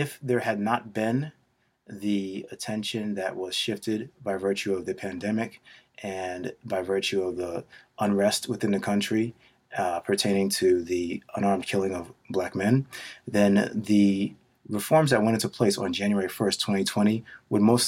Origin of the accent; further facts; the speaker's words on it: New York City, New York, United States; We grew up in Queens.